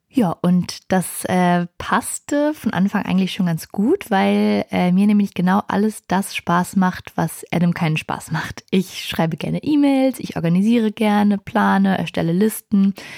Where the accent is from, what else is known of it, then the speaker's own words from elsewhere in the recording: Berlin, Germany; Ich komme aus Berlin